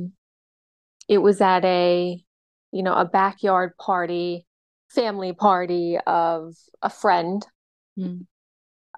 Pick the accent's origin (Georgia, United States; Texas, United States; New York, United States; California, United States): New York, United States; also born or lived in the South (US); I was from the South and I moved up to New York to live with a grandparent when I was about 8